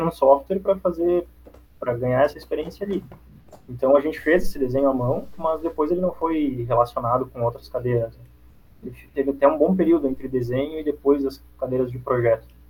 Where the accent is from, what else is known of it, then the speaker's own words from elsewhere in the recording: Antônio Prado, Rio Grande do Sul, Brazil; moved away as an adult; now in Florianópolis, Brazil; Minha cidade natal é Antônio Prado, é perto de Caxias do Sul